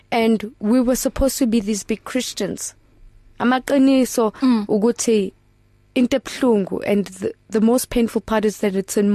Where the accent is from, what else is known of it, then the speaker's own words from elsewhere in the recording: Potchefstroom, North West, South Africa; born there; I was born in Potchefstroom in the early 1980s where I was abandoned by my birth parents